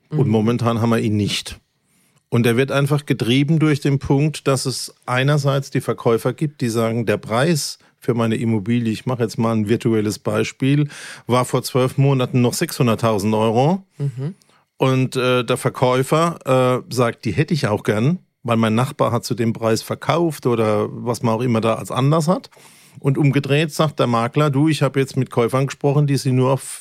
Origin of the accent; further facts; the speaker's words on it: Germany; accent: Kurpfälzisch; first language Kurpfälzisch; meine Muttersprache ist meine Kurpfälzig. Nicht, also. Meine Muttersprache ist Kurpfälzig.